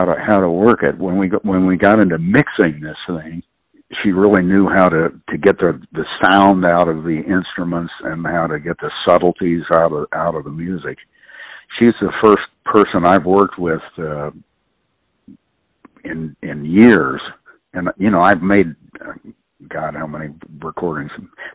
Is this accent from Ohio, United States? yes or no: yes; Columbus, Ohio, United States; moved away as an adult; also born or lived in Ironton, Ohio / New Orleans; growing up in Columbus, Ohio